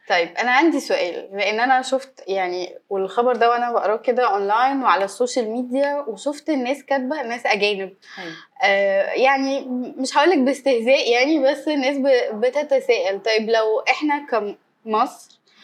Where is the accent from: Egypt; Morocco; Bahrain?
Egypt; إحنا كمصريين